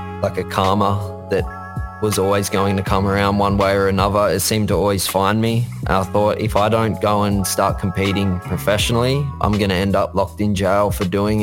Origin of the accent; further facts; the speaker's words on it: New South Wales, Australia; moved away as an adult; now in Gold Coast, Australia; born and raised. I was from New South Wales, which is the state further south originally, but I've moved up here onto the Gold Coast